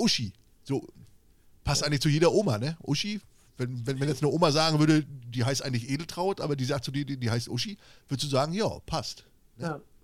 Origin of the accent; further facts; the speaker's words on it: East Germany, Germany; ich komme ja aus dem Osten